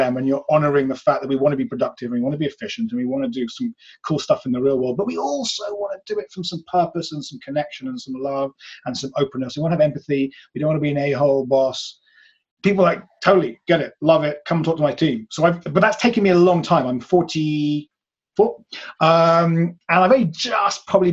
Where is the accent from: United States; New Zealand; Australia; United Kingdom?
United Kingdom; England; I come from England where people are super atheist here